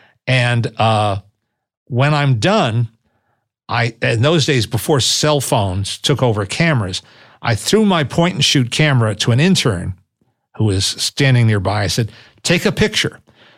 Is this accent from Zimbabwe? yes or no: no; New York City, New York, United States; I'm from New York. I'm a native New Yorker.